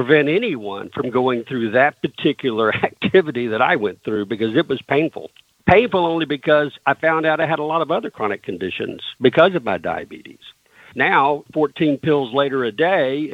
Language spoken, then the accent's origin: English; the South, United States; I grew up in the South